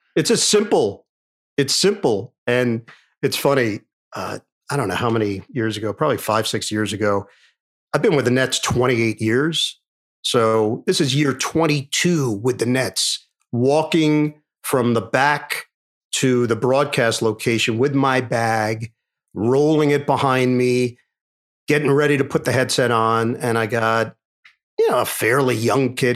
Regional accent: New York City, New York, United States; Growing up in New York

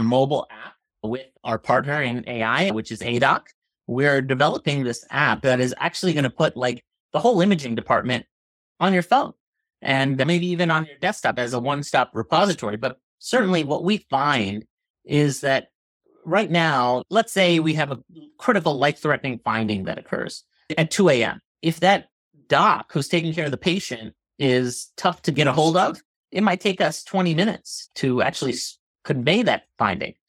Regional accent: New Jersey, United States; moved away as an adult; also born or lived in Boston / Philadelphia / Chicago; now in Pittsburgh, United States; I'm originally from New Jersey. Grew up there, Northeast

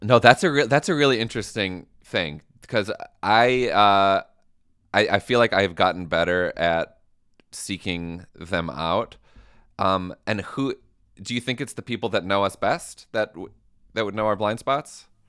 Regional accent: Midwest, United States; I'm from the Midwest

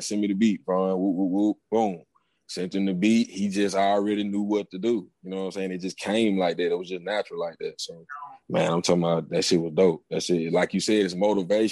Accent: Gaston, Alabama, United States; I'm from Gaston, Alabama, y'all. I'm a country boy. You know what I'm saying? Growing up down here

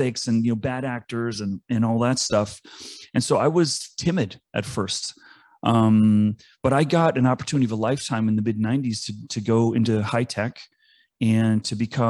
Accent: East Coast, United States; I grew up on the East Coast

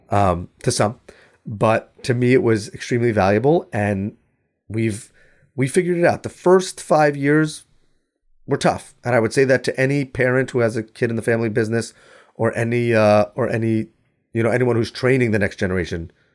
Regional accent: New York, United States; I'm from New York

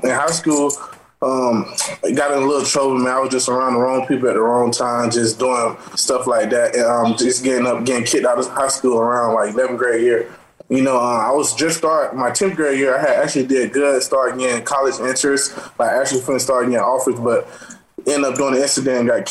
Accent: Atlanta, Georgia, United States; I'm from Atlanta, Georgia. Actually born and raised, you know, my whole life.

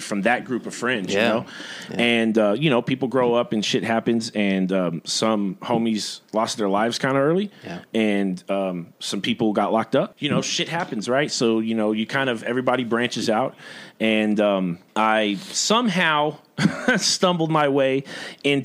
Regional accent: San Angelo, Texas, United States; I was born here in San Angelo. I've been here 34 years, minus like maybe a year and a half in Denton, and I guess like 8 months in Ingram, Texas. And yeah, man, I was raised here by my mom

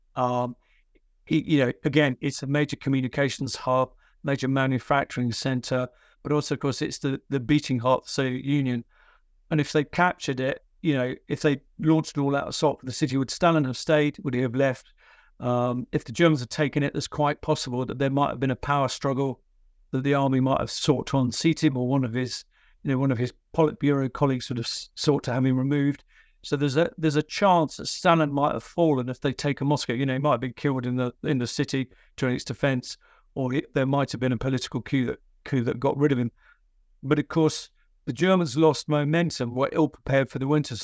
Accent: United Kingdom; I'm a British military historian.

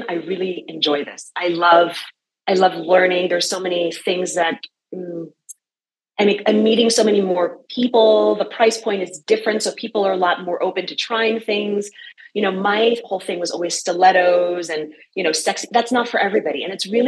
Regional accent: New York City, New York, United States; moved away as an adult; I'm from New York City, where you eat and you run

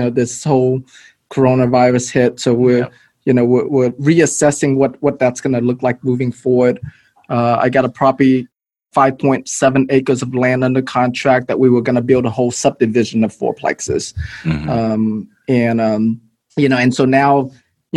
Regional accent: Houston, Texas, United States; also born or lived in Malaysia / Philippines; came to Houston when I was 12 years old.

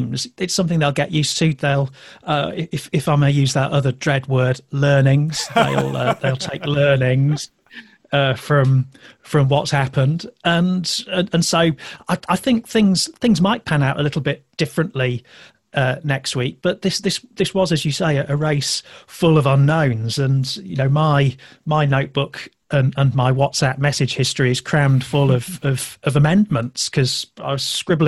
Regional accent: Yorkshire and the Humber, United Kingdom; I'm a Yorkshireman as well

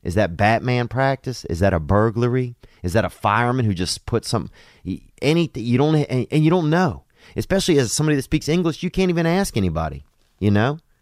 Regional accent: United States; now in China; as Americans

